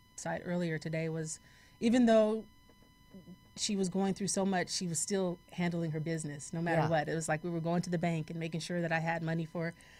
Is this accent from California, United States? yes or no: yes; Gardena, California, United States; also born or lived in Los Angeles; I was born in Los Angeles and raised in Gardena, California, which is about maybe 6 miles south of Los Angeles.